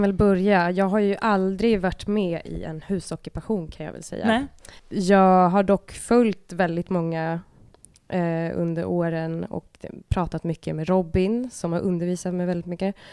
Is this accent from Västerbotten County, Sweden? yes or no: no; Stockholm, Stockholm County, Sweden; mitt kvarter där jag växte upp i Rinkeby